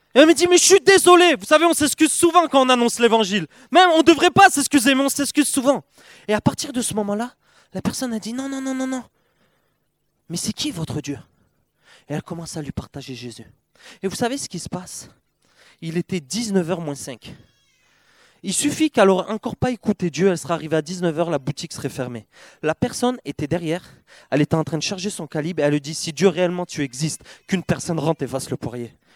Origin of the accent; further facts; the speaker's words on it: Perpignan, Occitania, France; Je viens de Perpignan, le, le, Perpignan, le vrai sud de la France